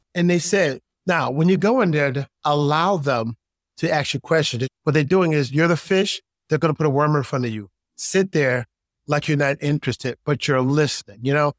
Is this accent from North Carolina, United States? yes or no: no; New York City, New York, United States; also born or lived in Utica, New York; growing up in New York, uh, grew up in Queens. I really actually grew up in upstate New York, not far from Syracuse